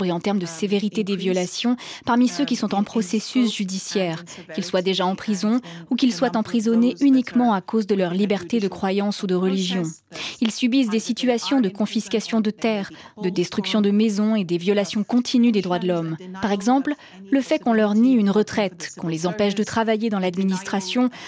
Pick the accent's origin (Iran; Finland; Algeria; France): Iran; Je suis originaire d'Iran et ces uh, questions m'intéressent particulièrement.